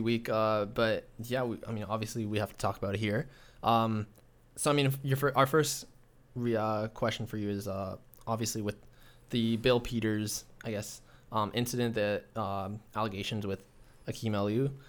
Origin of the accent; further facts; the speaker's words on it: Toronto, Ontario, Canada; I grew up in Scarborough, so it was a little more diverse